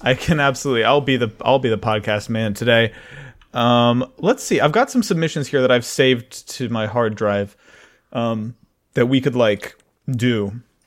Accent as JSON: {"language": "English", "region": "North Carolina", "country": "United States", "tie": "born or raised there", "said": "as a young man growing up in North Kakalaki, I, I was raised"}